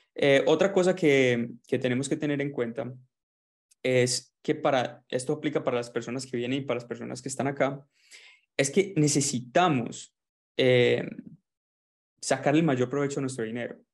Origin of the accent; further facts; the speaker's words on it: Medellín, Antioquia, Colombia; moved away as an adult; also born or lived in Melbourne, Australia; now in Gold Coast, Australia; soy colombiano de Medellín